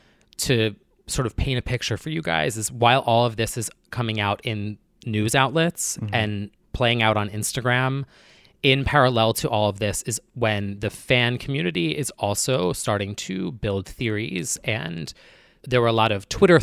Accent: New Jersey, United States; Call it out. Yeah. I'm from New Jersey.

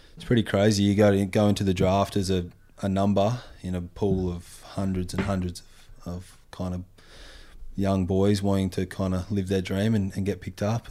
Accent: Western Australia, Australia; used to surf a fair bit, uh, growing up in Western Australia

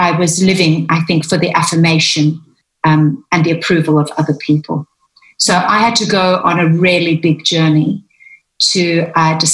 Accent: South Africa; now in London, United Kingdom; I grew up, in South Africa in a Greek family

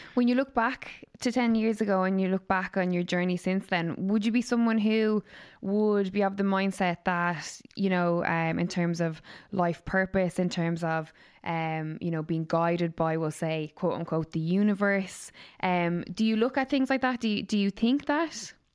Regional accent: Waterford, Munster, Ireland; All the way from Waterford, my hometown.

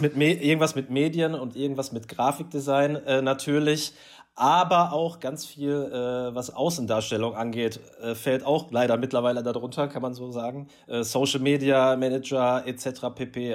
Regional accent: Essen, North Rhine-Westphalia, Germany; als Rüttenscheider

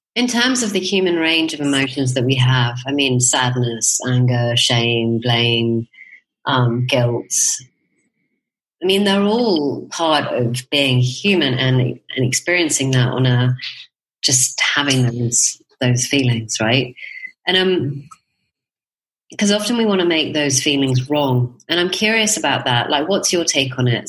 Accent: United Kingdom; now in Spain; as a Brit

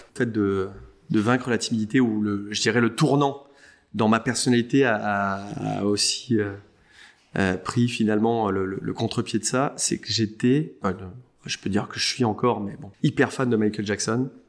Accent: Saint-Cloud, Île-de-France, France; J'ai passé mon enfance euh, en banlieue parisienne, euh, Saint-Cloud, euh, qui est plutôt une banlieue chic

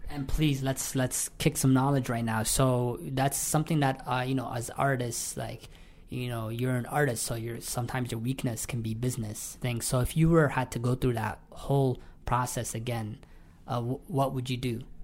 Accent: London, Ontario, Canada; moved away as an adult; now in Toronto, Canada; I am originally from London, Ontario. I just moved to Toronto two years ago

